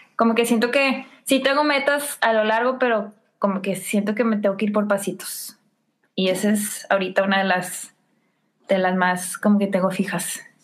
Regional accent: McAllen, Texas, United States; moved away; yo vengo de McAllen

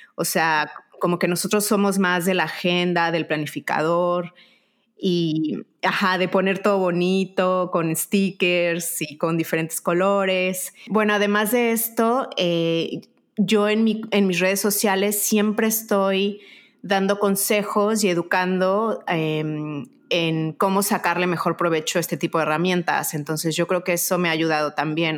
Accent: Mexico; also born or lived in United States; now in Spain; yo soy mexicana, y bueno, ahora mi segundo país es España y el tercero es Estados Unidos

